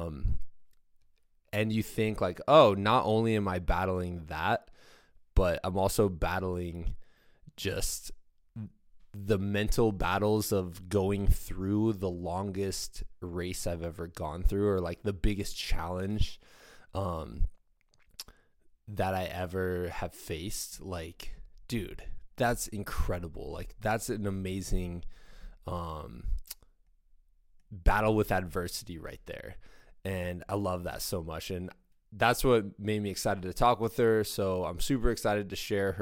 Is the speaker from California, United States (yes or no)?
no; Iowa, United States; I'm from Iowa